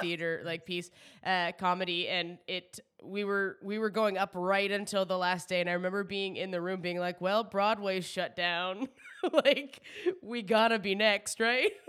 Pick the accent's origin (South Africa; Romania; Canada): Canada; New Brunswick; now in Toronto, Canada